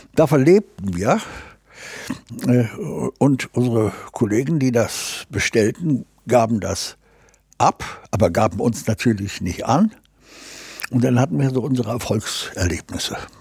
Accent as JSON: {"language": "German", "town": "Gdańsk", "region": "Pomeranian Voivodeship", "country": "Poland", "tie": "born or raised there", "also_born_or_lived": "Braunschweig", "moved": "yes", "lives_now": "Hamburg, Germany", "said": "ich bin in Danzig im Hafen groß geworden"}